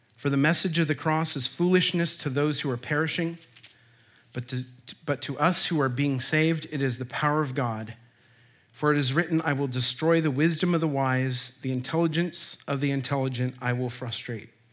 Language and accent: English; Olympia, Washington, United States; I was born in Olympia, Washington